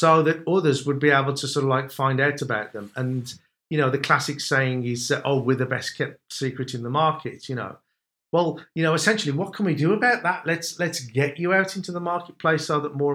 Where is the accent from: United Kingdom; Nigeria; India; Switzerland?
United Kingdom; Wolverhampton, West Midlands; that's probably why you can tell the accent, because I'm from Wolverhampton.